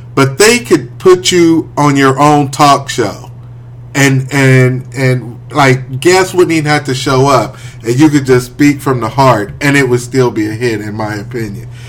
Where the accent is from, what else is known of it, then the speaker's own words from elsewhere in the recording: Wichita, Kansas, United States; moved away as an adult; also born or lived in Topeka, Kansas; I'm from Wichita